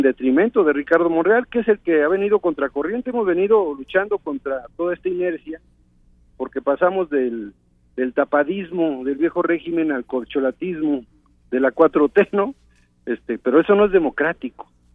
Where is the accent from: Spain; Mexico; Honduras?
Mexico; todos somos mexicanos